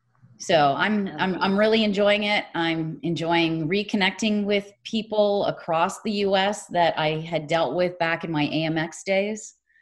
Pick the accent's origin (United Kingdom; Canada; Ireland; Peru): Canada; Ontario; now in San Jose, United States; So I came from Canada, from Ontario, Canada, and I've worked remotely ever since. So that was back in 97.